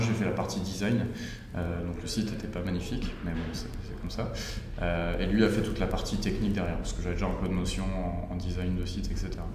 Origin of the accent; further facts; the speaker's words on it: Oise, Hauts-de-France, France; also born or lived in Paris / Lille; je suis originaire de l'Oise